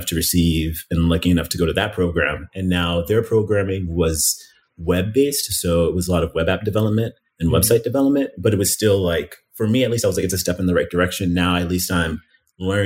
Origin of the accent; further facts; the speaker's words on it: Miami, Florida, United States; moved away as an adult; also born or lived in Philadelphia, Pennsylvania; now in Chicago, United States; we moved from Miami, which is where I've lived since I was 11, originally from Philadelphia, but I'm considering myself, I guess, a Miamian, but moved from Miami to Chicago